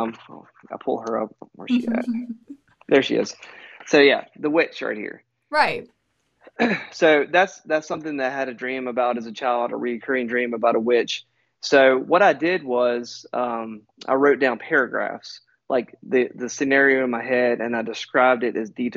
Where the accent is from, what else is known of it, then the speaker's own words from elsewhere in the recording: United States; I'm from the United States